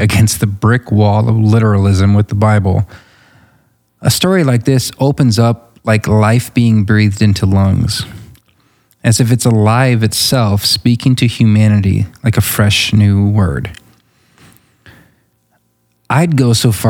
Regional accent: United States; as an American

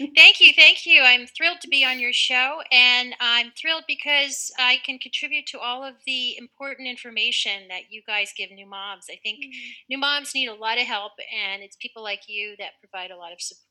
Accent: India; born there; And yeah, I was born in India.

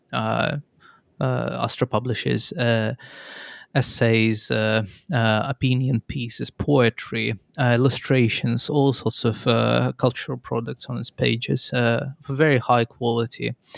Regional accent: Nizhny Novgorod, Nizhny Novgorod Oblast, Russia; moved away as an adult; now in Tampere, Finland; I come originally from Russia, Nizhninovgrad

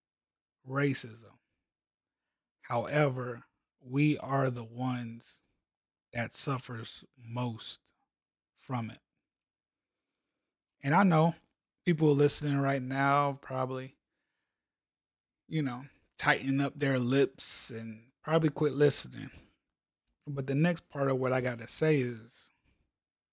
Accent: Columbia, South Carolina, United States; also born or lived in Hawaii; So I'm like 6, 7 years old, something like that. We're moving from Hawaii to South Carolina. We moved from Hawaii to Columbia, South Carolina

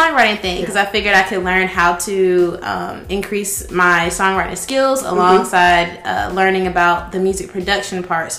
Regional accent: Columbus, United States; moved away as an adult; now in Atlanta, United States; I grew up in Columbus, but mm-hmm. I am currently staying in Atlanta. Okay. I've been there for about 3 years now.

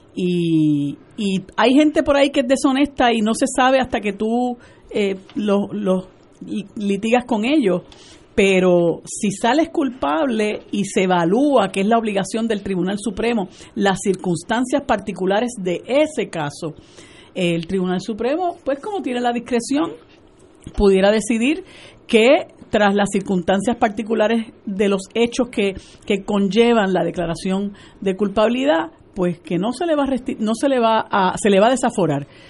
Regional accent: Puerto Rico

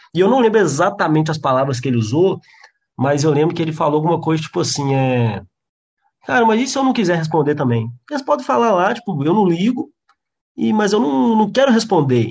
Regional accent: João Monlevade, Minas Gerais, Brazil; moved away as an adult; now in Belo Horizonte, Brazil; eu sou de João Molevade, que é uma cidade do interior que não tinha humorista nenhum

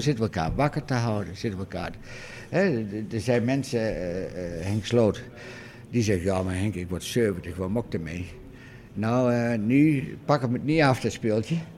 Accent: Doetinchem, Gelderland, Netherlands; ik kwam wel van oorsprong uit Doetinchem

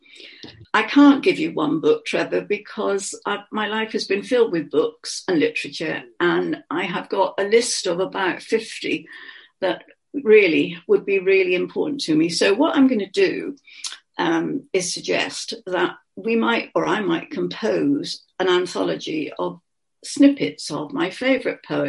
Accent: Bristol, South West England, United Kingdom; accent: Bristol; I have got, some people say, a distinctive Bristol bit in my accent.

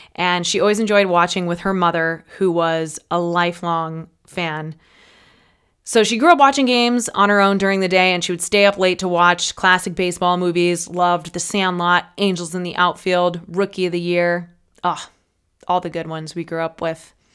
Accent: Peoria, Illinois, United States; I am from the Peoria area

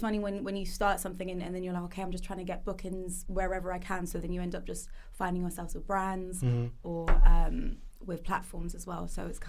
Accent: Reading, South East England, United Kingdom; So I'm from Reading as well. So I wasn't from London, and it was just, thrown into the deep end.

